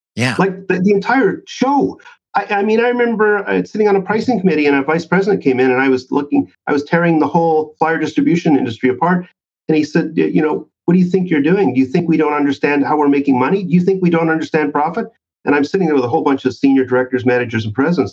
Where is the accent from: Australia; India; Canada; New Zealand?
Canada; I'm from Canada